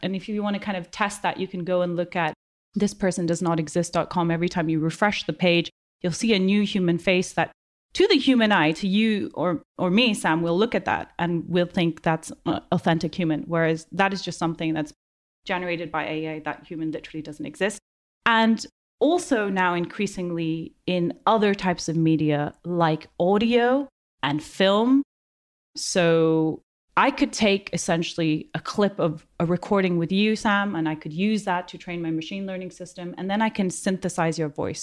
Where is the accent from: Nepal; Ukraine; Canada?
Nepal; Kathmandu, Bagmati; moved away as an adult; now in United Kingdom; I grew up in Kathmandu in the eighties and the nineties